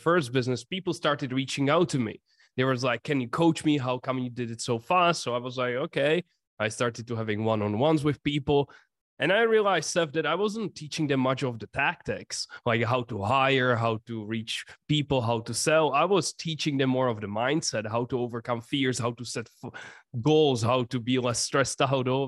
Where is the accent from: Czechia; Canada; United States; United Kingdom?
Czechia; English is a second language; I come from the Czech Republic, small country in Europe